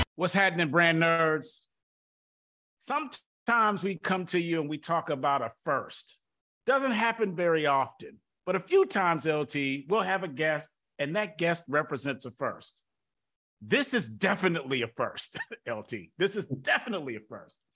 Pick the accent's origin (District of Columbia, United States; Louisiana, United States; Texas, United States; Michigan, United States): Michigan, United States; Detroit; I'm from Detroit